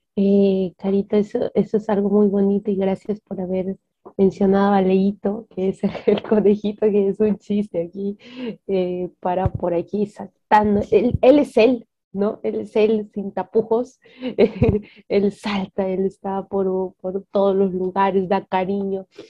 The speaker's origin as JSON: {"language": "Spanish", "country": "Peru", "said": "Tengo 26 años, soy peruana"}